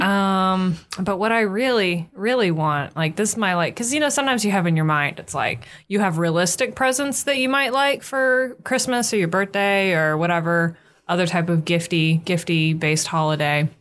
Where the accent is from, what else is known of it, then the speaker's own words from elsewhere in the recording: United States; We're American